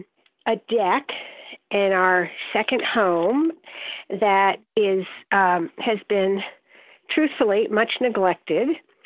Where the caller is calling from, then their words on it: Saratoga Springs, New York, United States; Saratoga Springs.